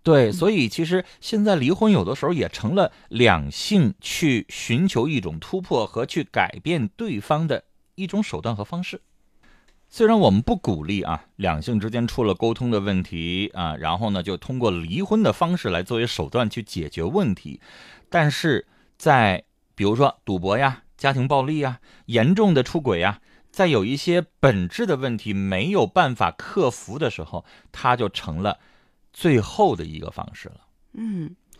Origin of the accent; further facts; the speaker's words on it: Heilongjiang, China; 我们黑龙江这边